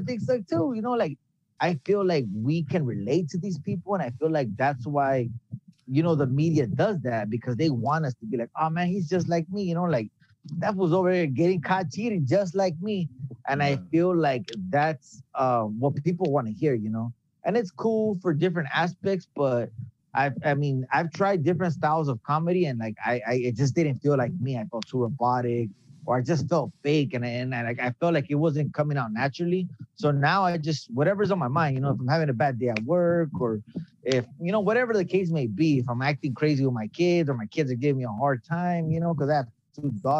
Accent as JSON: {"language": "English", "town": "Baldwin Park", "region": "California", "country": "United States", "tie": "born or raised there", "also_born_or_lived": "Los Angeles", "said": "I was born in L.A., but I was raised in Baldwin Park"}